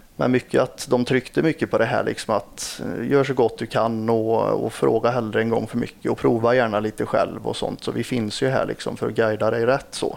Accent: Lidköping, Västra Götaland, Sweden; jag är från Lidköping

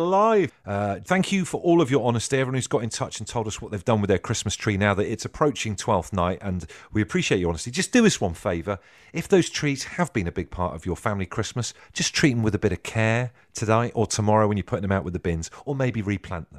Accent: Trowbridge, South West England, United Kingdom; So growing up in Trowbridge, spent, like, twelve years of my life, uh, in primary school and stuff in Trowbridge

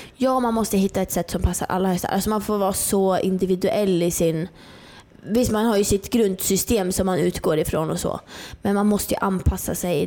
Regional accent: Norrland, Sweden; jag är uppe från Norrland. Jag bodde helt ute i skogen, liksom. Jag har alltid fått vara själv

